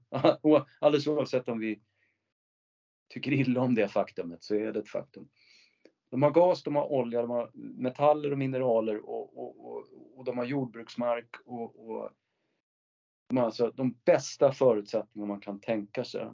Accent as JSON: {"language": "Swedish", "country": "Sweden", "said": "som svensk"}